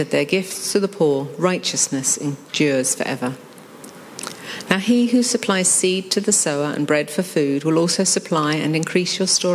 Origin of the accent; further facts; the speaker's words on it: United Kingdom; being British